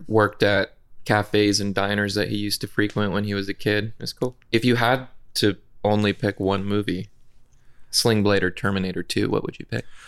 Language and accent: English; Chicago, Illinois, United States; my hometown in Chicago